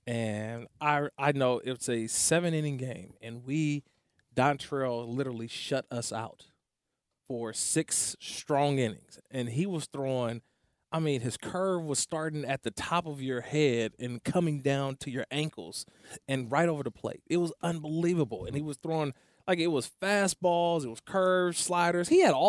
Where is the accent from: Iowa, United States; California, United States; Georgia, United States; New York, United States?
California, United States; Oakland; Growing up in Oakland, California, a lot of good baseball players.